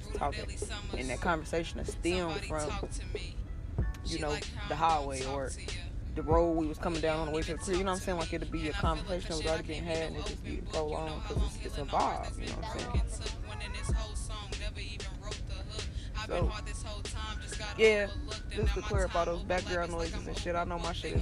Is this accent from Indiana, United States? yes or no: yes; Indiana, United States; now in Texas, United States; I'm from Indiana